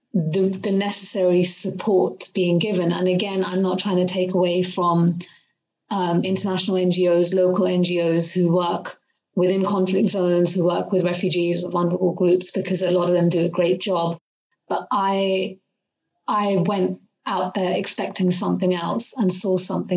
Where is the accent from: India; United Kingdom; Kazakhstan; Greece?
United Kingdom; being a British Asian woman who's grown up in the UK. I've been in the UK since I was a kid. I moved here when I was 5